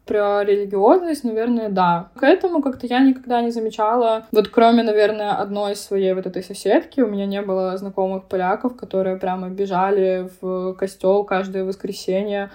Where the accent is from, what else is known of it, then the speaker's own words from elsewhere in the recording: Belarus; moved away as an adult; also born or lived in Poznań, Poland; now in Poland; при этом знаю белорусский, но не говорю на нем, хотя я из Беларуси